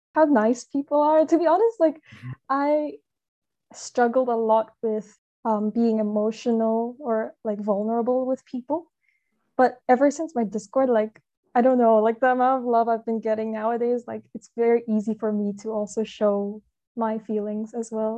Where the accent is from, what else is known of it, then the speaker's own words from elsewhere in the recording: Hong Kong; I'm from Hong Kong